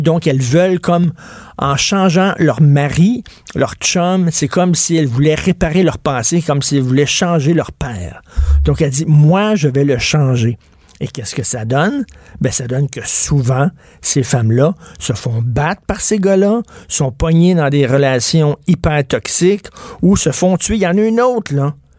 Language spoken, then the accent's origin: French; Quebec, Canada; Les Québécois, nous autres